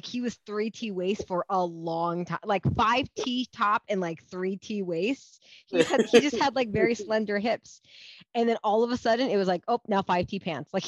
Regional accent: Southern California, United States; I'm from Southern California

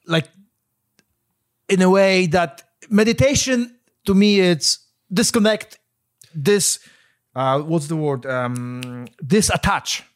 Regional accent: Poland; moved away; I grew up in Poland

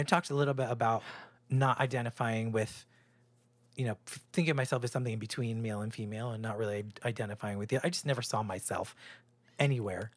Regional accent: New Hampshire, United States; born or raised there; moved away; also born or lived in New York

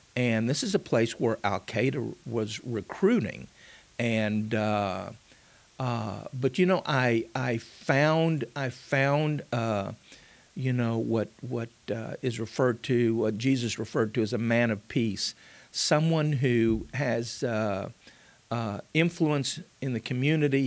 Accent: Mission, Texas, United States; I was born in South Texas, a little town called Mission, just a few miles north of the Rio Grande.

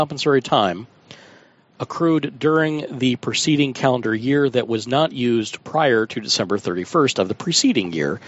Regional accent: United States; I'm an American

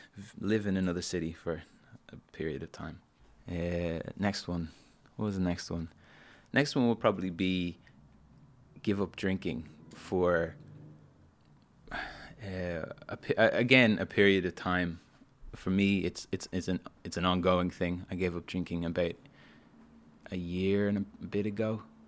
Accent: Dublin, Leinster, Ireland; moved away as an adult; also born or lived in London; I grew up in Dublin, and I love Dublin

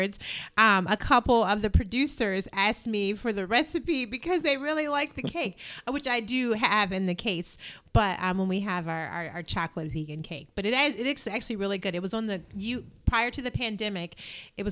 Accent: Indiana, United States; I'm from Indiana.

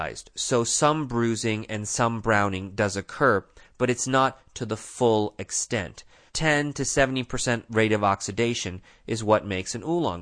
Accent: India; moved away; I'm from India

